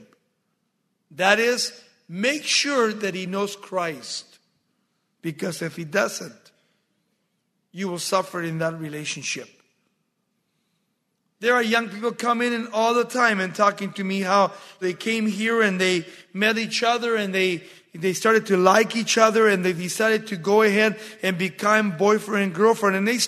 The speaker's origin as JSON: {"language": "English", "town": "Baldwin Park", "region": "California", "country": "United States", "tie": "born or raised there", "said": "in 1963 when we started high school in Baldwin Park"}